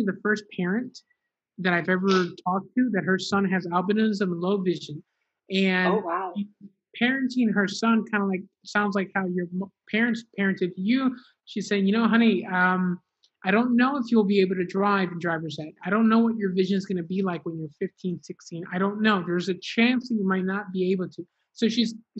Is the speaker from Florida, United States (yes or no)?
yes; Miami, Florida, United States; I grew up in Miami